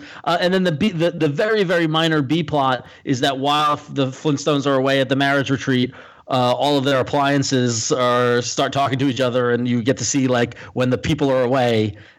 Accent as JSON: {"language": "English", "region": "Northeast", "country": "United States", "said": "I'm a liberal from the Northeast."}